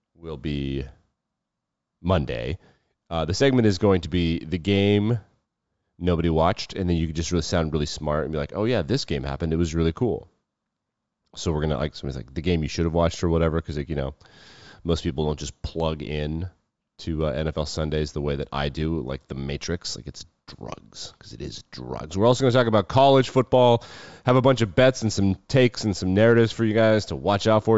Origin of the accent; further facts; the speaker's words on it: Wyoming, United States; I'm a Wyoming born and raised in Wyoming